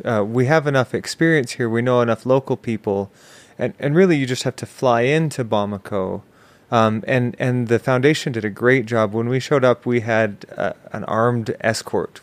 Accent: Orem, Utah, United States; also born or lived in Salt Lake City, Utah; I grew up in Orem

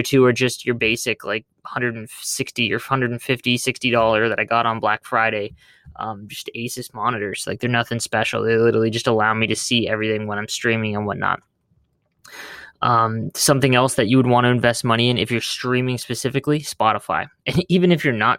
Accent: Canada; I'm Canadian

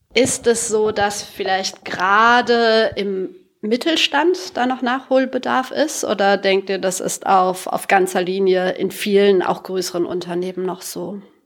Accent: Sauerland, North Rhine-Westphalia, Germany; moved away; Wir kommen alle aus dem Sauerland

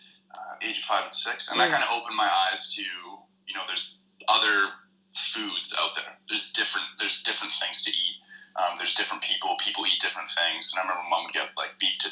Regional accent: Squamish, British Columbia, Canada; moved away as an adult; also born or lived in Vancouver; now in Christchurch, New Zealand; my hometown, Squamish

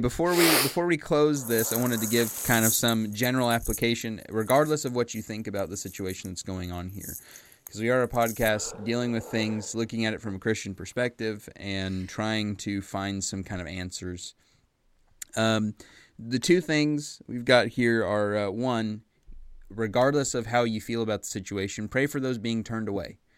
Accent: United States; I'm an American. I live in America, you know, the United States of America

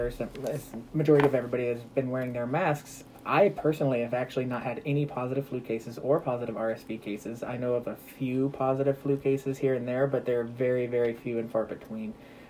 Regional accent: Lebanon, Missouri, United States; I grew up in Missouri, from Lebanon, went to undergrad in Springfield, did cell and molecular biology as my undergraduate degree at Missouri State, went to Mizzou for medical school, Kansas City for residency. So, I mean, I've been in Missouri my entire life.

